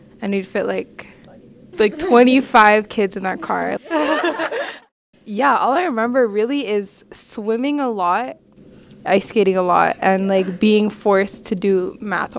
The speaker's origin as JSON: {"language": "English", "town": "Edmonton", "region": "Alberta", "country": "Canada", "tie": "born or raised there", "also_born_or_lived": "Newfoundland", "said": "I was born in Newfoundland, but I moved to Edmonton when I was younger"}